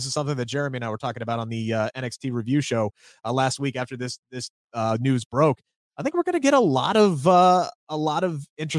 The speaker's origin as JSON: {"language": "English", "region": "Wales", "country": "United Kingdom", "said": "I'm excited because I'm from North Wales. I'm assuming that's close."}